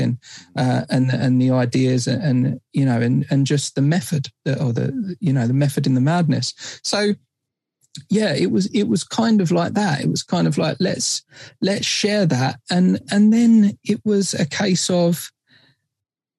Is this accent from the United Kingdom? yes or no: yes; Essex, East of England, United Kingdom; we're from Essex